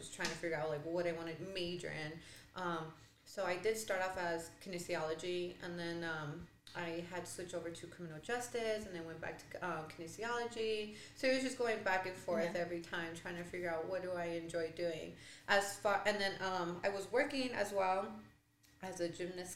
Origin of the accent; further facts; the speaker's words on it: El Paso, Texas, United States; born and raised in El Paso